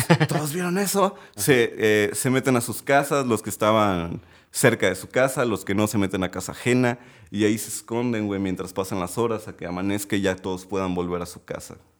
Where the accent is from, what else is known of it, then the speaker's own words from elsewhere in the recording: Tepic, Nayarit, Mexico; also born or lived in Mazatlán, Sinaloa; a los 7, 8 años, llego a vivir ahí aproximadamente unos 7 años más. Entonces, bueno, pues crezco ahí